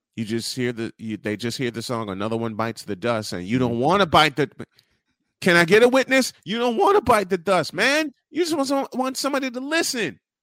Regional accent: Chicago, Illinois, United States; I'm from Chicago, born and raised

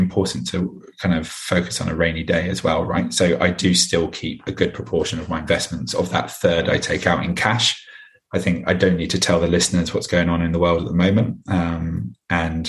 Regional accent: London, United Kingdom; So I'm a Londoner through and through. I was born and bred here and I still live here now.

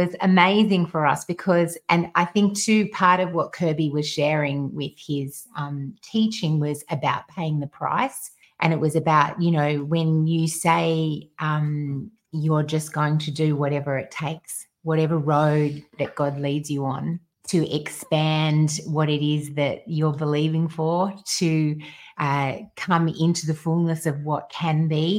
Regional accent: Australia; because we're Australian

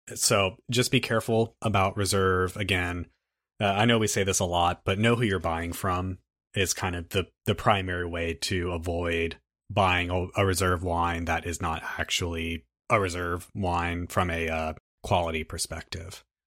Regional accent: United States; we are American

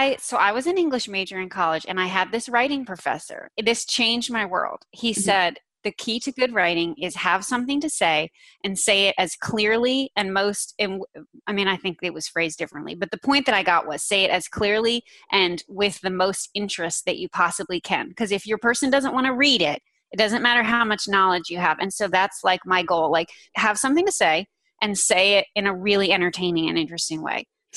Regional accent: North Carolina, United States; also born or lived in New Jersey; I live in North Carolina. I'm pretty much from North Carolina.

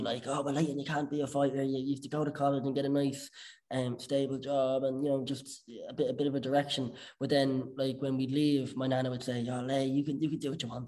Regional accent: Bettystown, Leinster, Ireland; growing up in Bettystown.

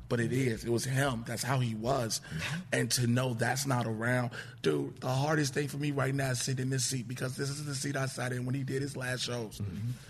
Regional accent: Chicago, Illinois, United States; Born and raised south side of Chicago

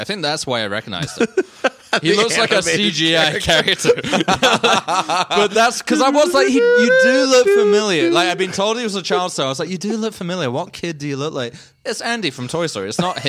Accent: London, United Kingdom; moved away; I'm from England.

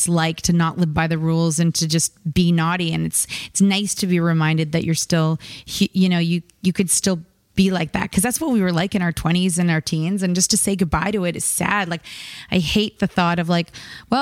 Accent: Canada; we're Canadian

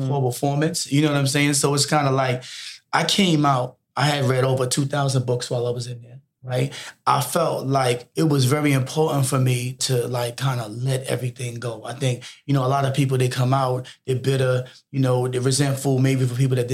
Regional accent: New York City, New York, United States; now in Atlanta, United States; right now I'm from New York City, right? Yeah. I'm from the Bronx

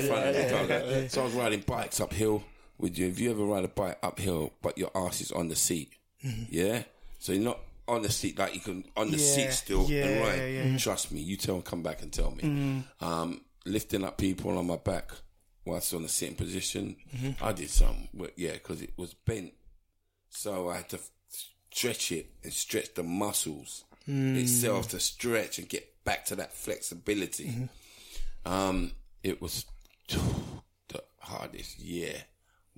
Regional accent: Southall, London, United Kingdom; I grew up in Southall, in Middlesex

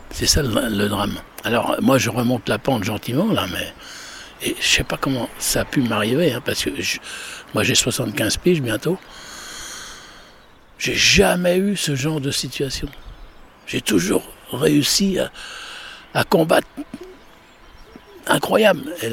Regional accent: Paris, Île-de-France, France; je suis de Paris, moi.

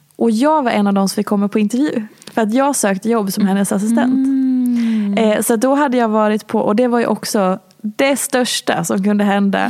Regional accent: Hedemora, Dalarna County, Sweden; moved away as an adult; also born or lived in Oslo; now in Stockholm, Sweden; Jag är från lilla Hedemora

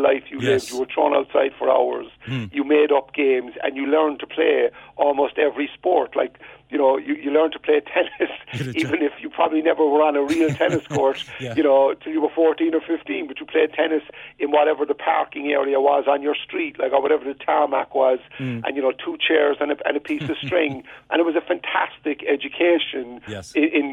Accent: Cork, Munster, Ireland; moved away as an adult; now in United States; growing up in Toker

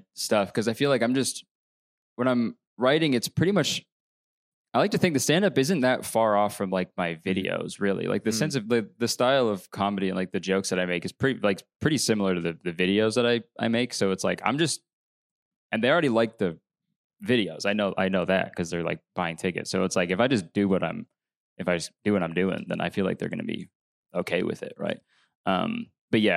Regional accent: Canada; I'm Canadian

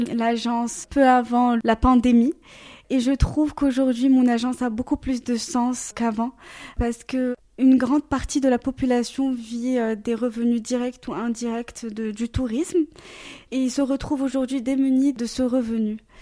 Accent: Casablanca, Casablanca-Settat, Morocco; now in Zurich, Switzerland; je suis marocaine, je suis née, j'ai grandi là-bas

